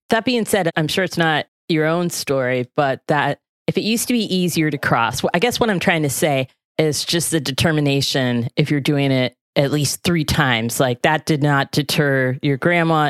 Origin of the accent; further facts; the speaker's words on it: the South, United States; moved away; I grew up in the South